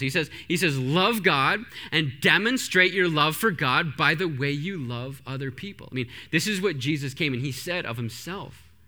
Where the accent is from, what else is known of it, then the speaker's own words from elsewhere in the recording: Canada; I grew up in Canada.